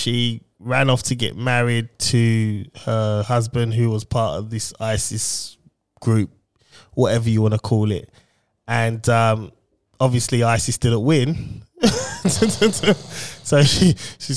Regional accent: United Kingdom; we're British

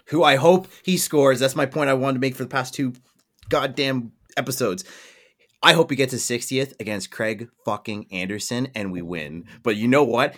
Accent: Canada; accent: Canadian; my Canadian accent

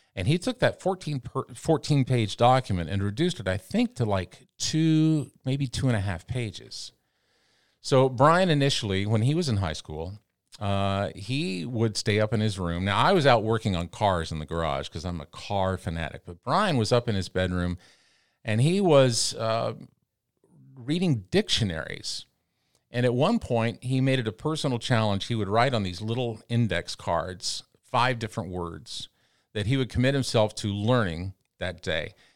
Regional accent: Canyon, Texas, United States; moved away as an adult; also born or lived in New York City / Los Angeles; now in Columbia, United States; I left my hometown in Texas in 1984, 86, I guess it was

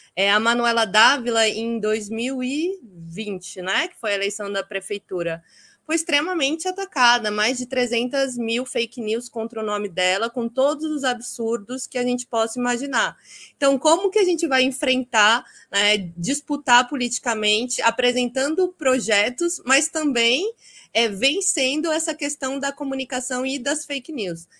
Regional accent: Itapetininga, São Paulo, Brazil; Eu sou de Itapetininga, interior de São Paulo

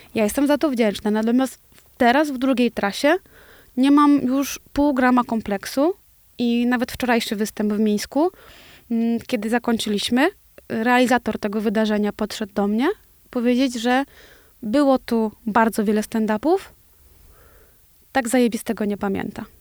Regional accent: Osiedle Niewiadów, Łódź Voivodeship, Poland; na bloku, w którym się wychowywałam

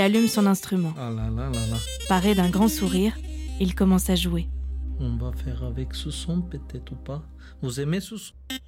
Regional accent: Bulgaria; French is a second language; moved away as an adult; now in France; en Bulgarie, je suis né là-bas et je suis aussi étranger

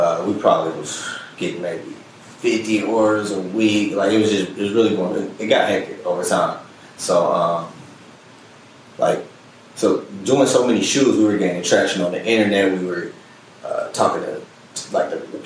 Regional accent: Indianapolis, Indiana, United States; moved away as an adult; also born or lived in Gary, Indiana; now in Los Angeles, United States; Well, born and raised in Gary, Indiana. Moved to Nap, probably about kindergarten

